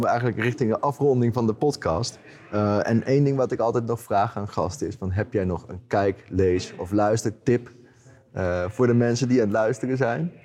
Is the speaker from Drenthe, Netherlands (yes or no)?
no; Utrecht, Netherlands; mijn ouders die, die zitten in Utrecht, dus ik kom uit Utrecht